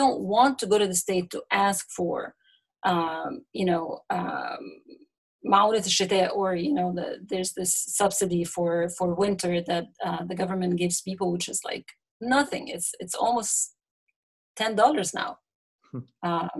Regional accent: Egypt; growing up in Egypt, you know, it's easy to find yourself in a class bubble

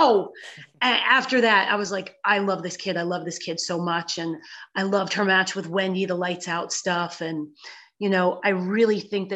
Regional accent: Pennsylvania, United States; growing up in Pennsylvania

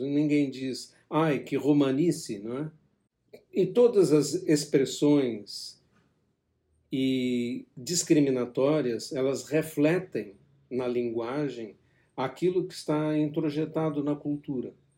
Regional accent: Brazil; como brasileiro

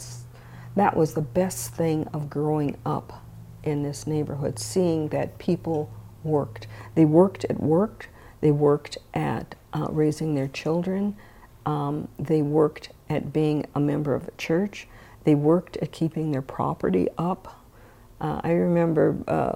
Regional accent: St. Paul, Minnesota, United States; growing up on Rondo

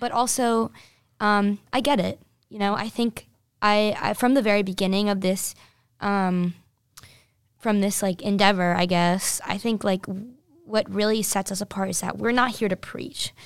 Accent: New Jersey, United States; I'm from New Jersey

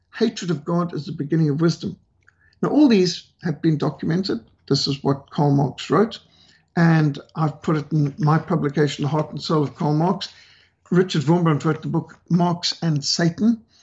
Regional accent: Zimbabwe; my home country of Rhodesia

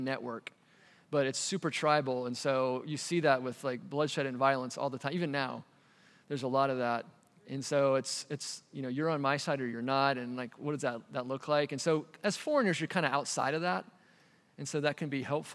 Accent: United States; moved away as an adult; also born or lived in Asia / Cambodia; now in Albania; as an American

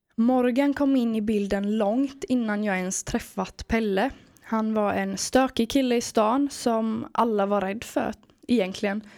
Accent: Sweden; Jag har vuxit upp vid havet i en liten stad i Småland.

